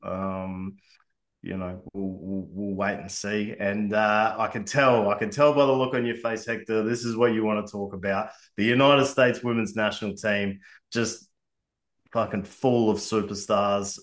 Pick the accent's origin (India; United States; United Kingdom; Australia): Australia; as an Australian